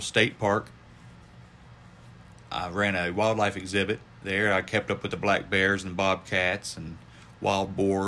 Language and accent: English; southern West Virginia, United States; I'm from the coal fields of southern West Virginia. You can probably tell by my accent